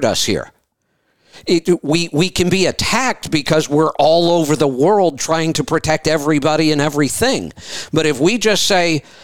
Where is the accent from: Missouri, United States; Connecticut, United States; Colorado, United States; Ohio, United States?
Ohio, United States; I grew up in Ohio